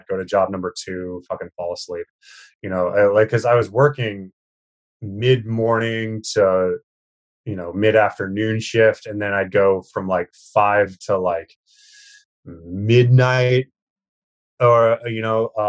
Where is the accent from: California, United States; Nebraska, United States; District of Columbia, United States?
Nebraska, United States; Lincoln; moved away as an adult; also born or lived in San Francisco; now in New York, United States; Spent some time there in my hometown in Nebraska